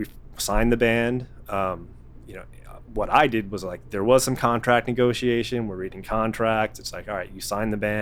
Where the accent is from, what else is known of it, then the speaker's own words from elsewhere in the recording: outside Chicago, Illinois, United States; I grew up outside Chicago